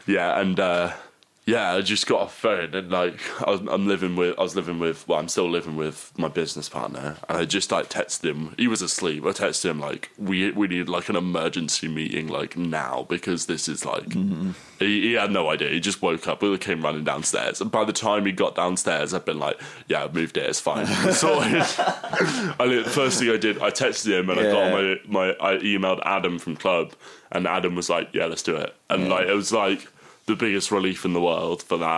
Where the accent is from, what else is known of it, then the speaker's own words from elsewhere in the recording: Portsmouth, South East England, United Kingdom; moved away; I grew up in Portsmouth